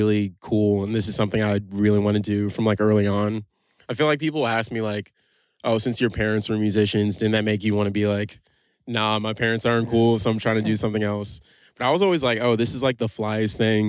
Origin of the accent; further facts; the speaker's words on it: New York City, New York, United States; also born or lived in Boston; I'm from Brooklyn, New York